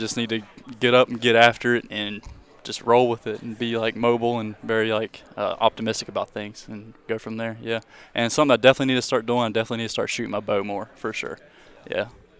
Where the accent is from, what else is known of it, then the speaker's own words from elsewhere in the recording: Beckley, West Virginia, United States; I'm from Beckley, West Virginia.